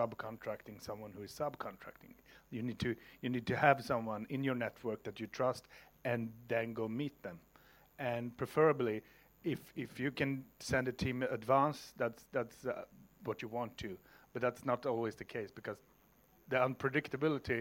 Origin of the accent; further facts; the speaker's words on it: Stockholm, Stockholm County, Sweden; my hometown, for example, Stockholm